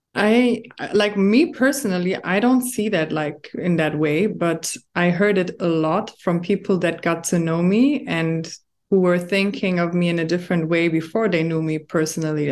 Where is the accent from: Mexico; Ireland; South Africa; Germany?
Germany; now in Dubai, United Arab Emirates; I was born and raised in Germany, but my background is Moroccan